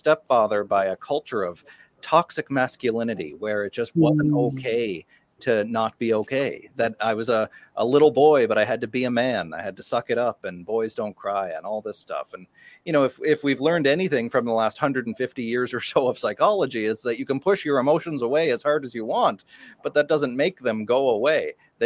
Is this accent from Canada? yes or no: yes; a small town on the east coast of Canada, Atlantic Canada, Canada; my hometown, a small town on the east coast of Canada